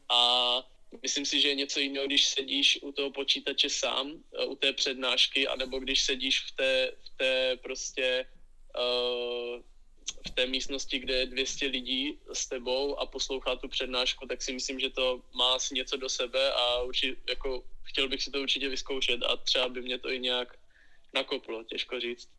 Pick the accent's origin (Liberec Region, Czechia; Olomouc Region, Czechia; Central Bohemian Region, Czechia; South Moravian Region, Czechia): South Moravian Region, Czechia; Vyškov; Já jsem začínal vlastně v klubu z mého rodného města H plus L Vyškov